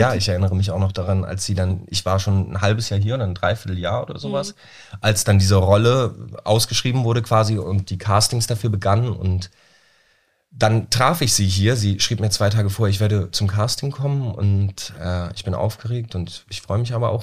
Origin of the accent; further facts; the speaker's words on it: Flensburg, Schleswig-Holstein, Germany; in Flensburg, da wo ich herkomme